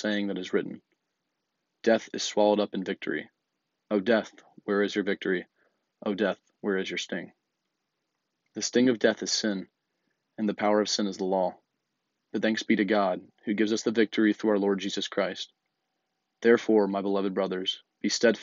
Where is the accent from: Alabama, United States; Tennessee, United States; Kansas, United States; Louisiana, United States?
Alabama, United States; Birmingham; I'm a senior from Birmingham, Alabama